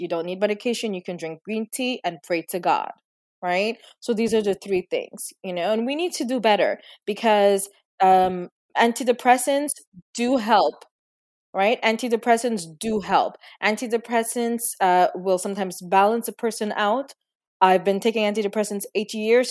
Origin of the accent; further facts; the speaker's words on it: Trinidad & Tobago; Growing up, I was born in Trinidad and Tobago